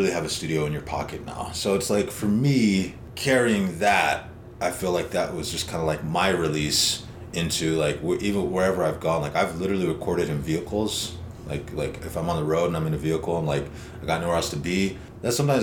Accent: Lodge Grass, Montana, United States; now in Lander, United States; my hometown, which was Lodgegrass, Montana

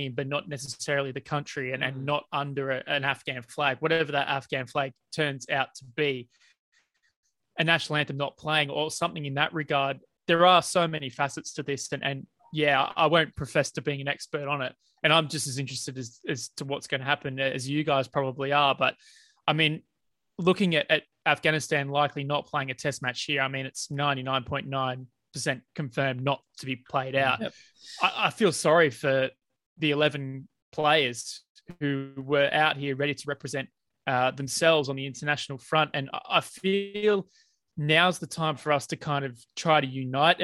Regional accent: Australia; as an Australian

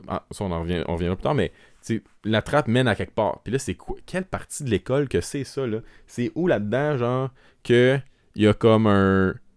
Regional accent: Quebec, Canada; accent: Québécois; notre accent québécois

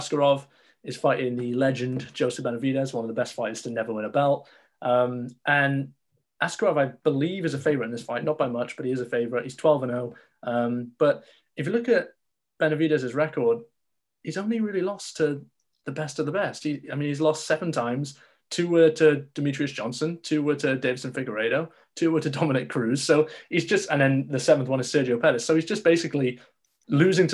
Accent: United Kingdom; me being British

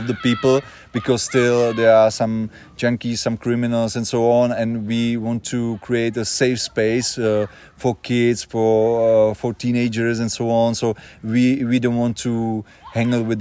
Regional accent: Janov, Ústí nad Labem Region, Czechia; English is a second language; moved away; I was born here in Janov many years ago, so I'm back home

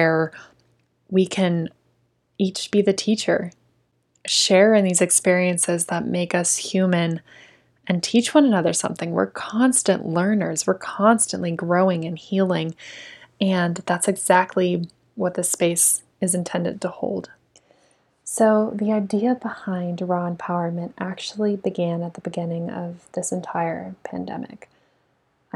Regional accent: Tempe, Arizona, United States; I was born and raised in Tempe, Arizona

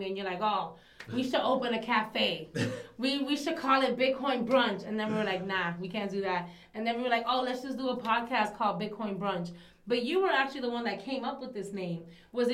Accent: New York City, New York, United States; also born or lived in Dominican Republic / Marcy Houses, Brooklyn; I am an immigrant from the Dominican Republic. I was originally raised in Williamsburg. And then my family and I moved to Marcy Houses

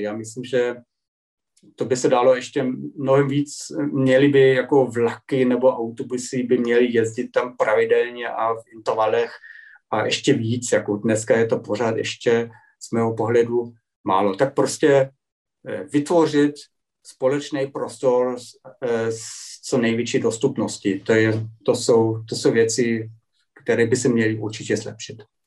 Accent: Germany; Czech is a second language; u nás

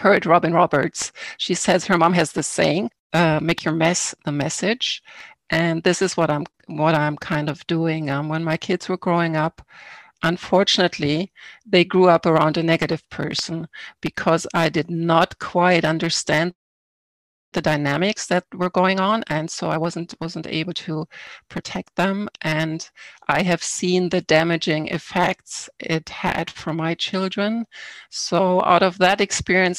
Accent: Germany; now in Canada; I was born in Germany. I grew up in a small town over there. I came to Canada in 1989.

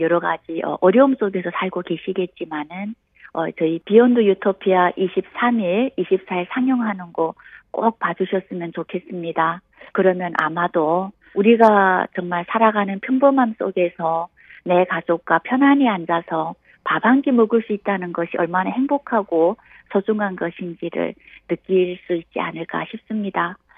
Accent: North Korea; now in South Korea; 저는 어, 북한에서 태어나서 대한민국에 오니까요.

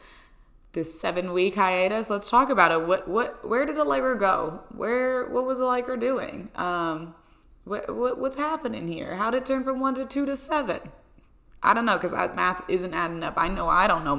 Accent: Pennsylvania, United States; moved away as an adult; now in Rhode Island, United States; my parents traveled home from Pennsylvania. So they traveled from my hometown to come here to Rhode Island to help me move

